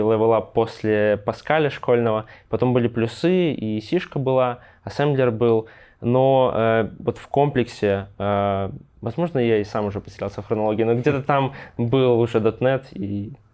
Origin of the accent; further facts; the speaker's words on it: Grodno, Grodno Region, Belarus; родом я из Гродно